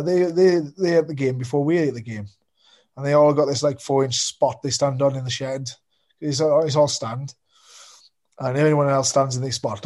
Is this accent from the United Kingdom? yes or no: yes; Wales, United Kingdom; being a Welshman